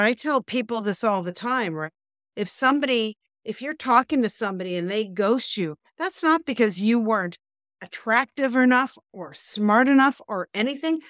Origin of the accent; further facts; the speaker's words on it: Canada; we're Canadian